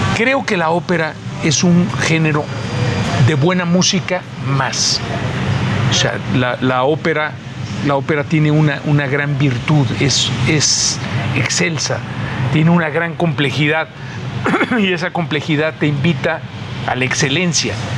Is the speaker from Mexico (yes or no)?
yes; Mexico